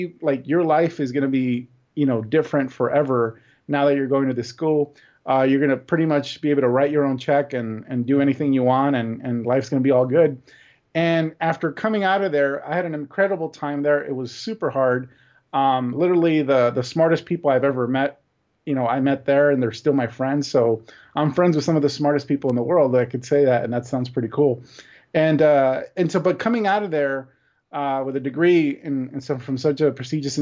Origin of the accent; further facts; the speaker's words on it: Los Angeles, California, United States; I grew up poor in East Los Angeles. You know, my parents were all born in Mexico. I was born in East LA, just like the movie.